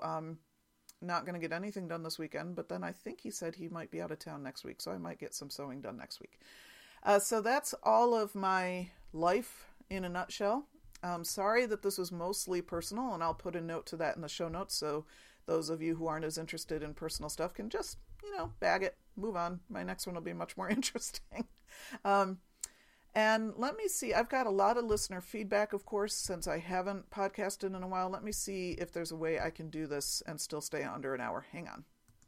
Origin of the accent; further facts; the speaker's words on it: Penn Yan, New York, United States; accent: New York; I grew up in Penn Yan, so it must be that I recognize that old familiar New York accent.